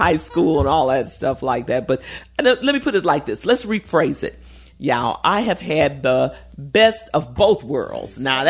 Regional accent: Chicago, Illinois, United States; moved away as an adult; now in Baton Rouge, United States; I came here now it's been 40 years I've been here in Baton Rouge, and so while I grew up in Chicago, I've spent most of my adult life here, and I call this my home.

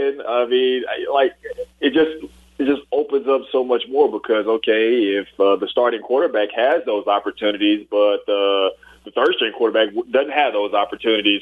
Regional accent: Port Arthur, Texas, United States; also born or lived in Tyler, Texas / Houston, Texas; I actually grew up in the Houston area. And actually, even going a little bit further, I went to middle school and high school before coming to LSU in Port Arthur, Texas

